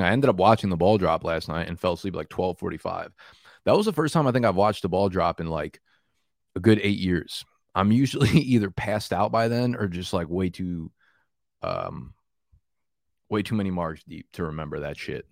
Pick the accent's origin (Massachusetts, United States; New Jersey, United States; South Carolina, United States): New Jersey, United States; now in Brooklyn, United States; I grew up in Jersey